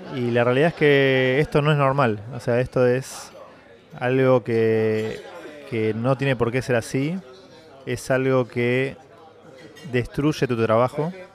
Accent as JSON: {"language": "Spanish", "country": "Argentina", "said": "Yo soy argentino"}